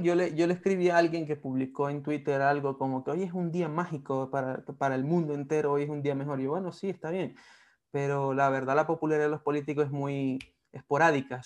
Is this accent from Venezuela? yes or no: yes; Venezuela; moved away; siendo venezolanos.